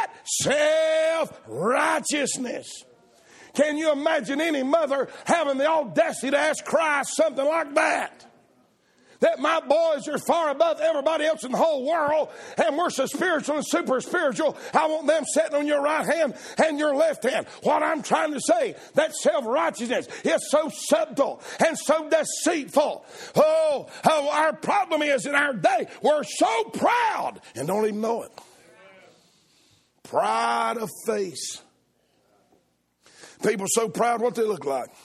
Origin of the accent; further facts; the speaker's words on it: the South, United States; I'm a Southerner